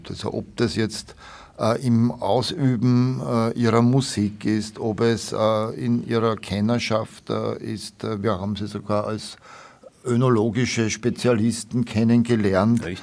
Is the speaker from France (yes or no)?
no; Vienna, Austria; und habe ihm, wie man das als Wiener so sagt, halt, nicht?